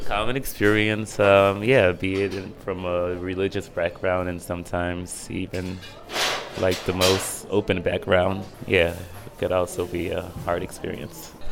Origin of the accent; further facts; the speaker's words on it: Dimona, Southern District, Israel; moved away as an adult; now in Tel Aviv, Israel; I grew up in Dimona in the Hebrew community.